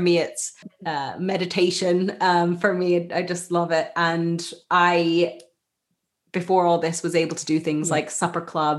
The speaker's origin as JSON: {"language": "English", "country": "Japan", "tie": "born or raised there", "said": "Muji is a brand that I grew up with in Japan."}